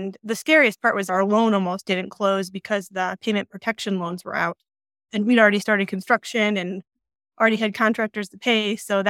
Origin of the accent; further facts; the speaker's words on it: Illinois, United States; moved away as an adult; now in Colorado, United States; So we moved from Illinois, the flatlands, about 6 years ago